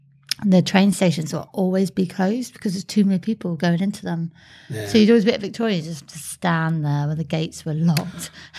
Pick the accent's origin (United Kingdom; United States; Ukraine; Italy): United Kingdom; England; moved away as an adult; now in Sunshine Coast, Australia; when I was growing up in England, you'd have like your 1 week holiday in the Med and that's what would be pretty much the summer. Whereas now in Australia